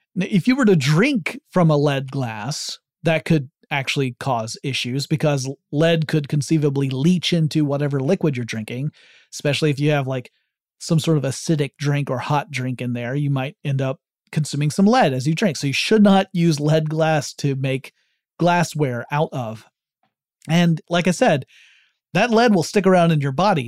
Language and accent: English; the South, United States; I'm from the South